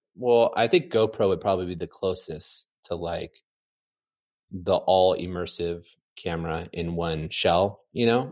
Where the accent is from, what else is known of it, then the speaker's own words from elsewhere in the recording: San Clemente, California, United States; Growing up in San Clemente, even in the nineties, in the eighties